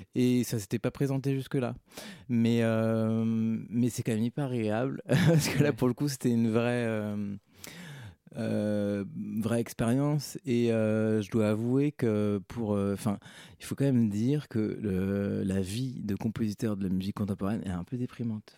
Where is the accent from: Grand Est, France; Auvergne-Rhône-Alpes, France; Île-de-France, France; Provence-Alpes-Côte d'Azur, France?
Provence-Alpes-Côte d'Azur, France; moved away; je suis né dans les Hautes-Alpes donc, euh, bah, j'habitais dans les Hautes-Alpes et donc j'étais au conservatoire dans les Hautes-Alpes